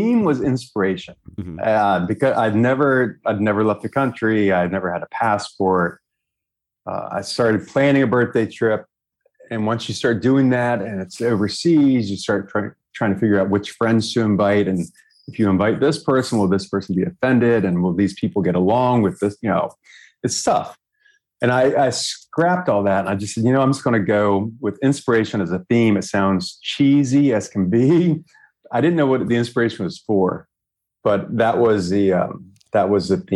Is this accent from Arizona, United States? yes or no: no; New York, United States; moved away as an adult; now in Hanoi, Vietnam; I'm from New York